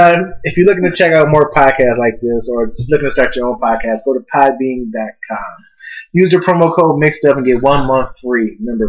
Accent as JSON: {"language": "English", "region": "Illinois", "country": "United States", "said": "No, we're all from Illinois."}